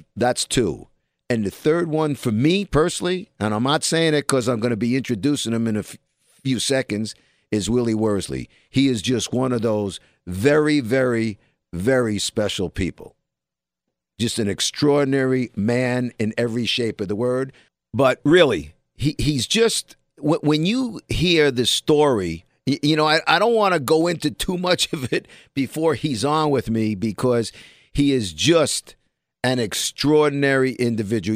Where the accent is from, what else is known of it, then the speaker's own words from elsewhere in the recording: New York City, New York, United States; also born or lived in Bronx, New York; even though I was born in the Bronx, I'm a Brooklyn guy